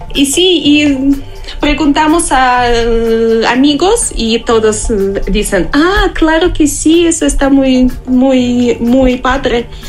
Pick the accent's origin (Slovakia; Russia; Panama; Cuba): Russia; now in Mexico; yo soy rusa